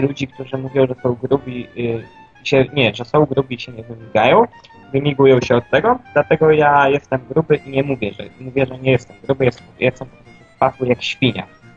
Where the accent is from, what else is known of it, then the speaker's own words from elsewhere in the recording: Silesian Voivodeship, Poland; jestem ze Śląska